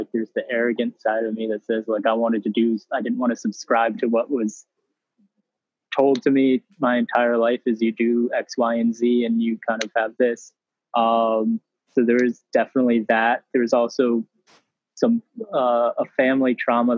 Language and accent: English; upstate New York / the Berkshires, United States; moved away as an adult; also born or lived in Great Barrington, Massachusetts; I'm very lucky to have grown up in the Berkshires. I grew up on a farm in upstate New York, and I went to the Rudolf Steiner School, which kind of brought me to Great Barrington